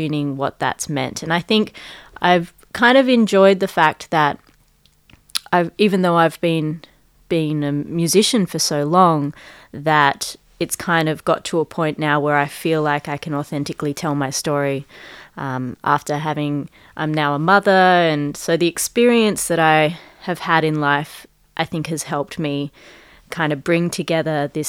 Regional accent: Adelaide, South Australia, Australia; first language Punjabi; English is a second language; I grew up in Adelaide

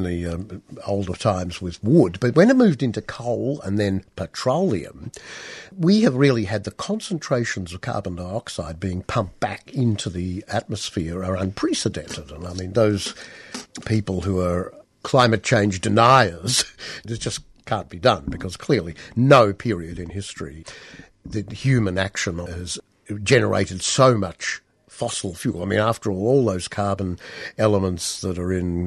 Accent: Australia; growing up in Australia in an urban context

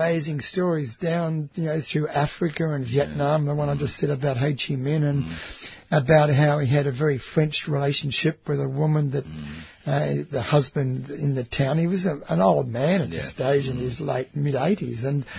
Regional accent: Australia; I'm from Australia

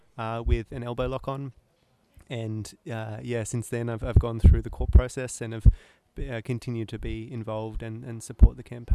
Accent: Newcastle, New South Wales, Australia; I'm from Newcastle myself

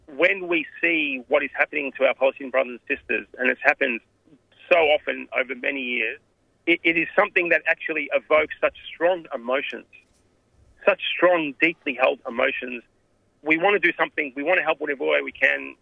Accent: Australia; I was raised here in Australia

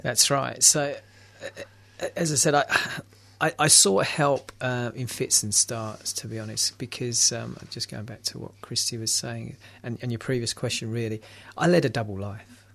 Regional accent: London, United Kingdom; I'm from London

